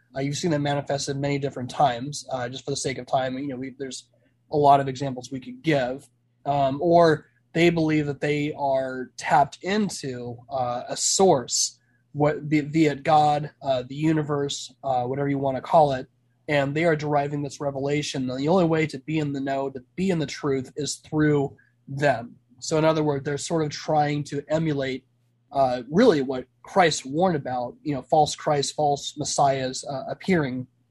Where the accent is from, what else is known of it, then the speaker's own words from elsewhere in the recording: Arizona, United States; also born or lived in California; I'm originally from California. And but California by origin, uh, Arizona by choice. I've lived in Arizona pretty much my entire life